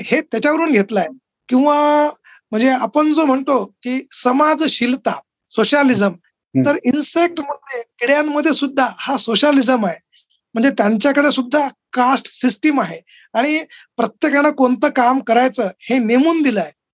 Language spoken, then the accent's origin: Marathi; Akola, Maharashtra, India; moved away as an adult; now in Aurangabad, India; वडील पंजाबराव देशमुख कृषी विद्यापीठात होते अकोल्याला आणि ते एका म्हणजे डेअरी फार्मवर कार्यरत होते तर माझं लहानपण हे त्या डेअरी फार्मवर गेलं